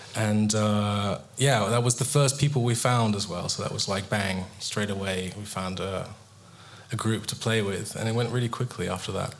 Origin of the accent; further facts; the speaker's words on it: England, United Kingdom; I'm English